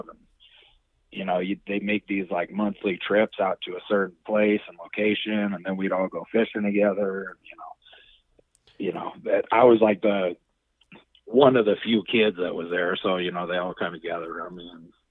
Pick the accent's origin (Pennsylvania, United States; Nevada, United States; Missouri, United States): Nevada, United States; Reno; I'm born and raised in Reno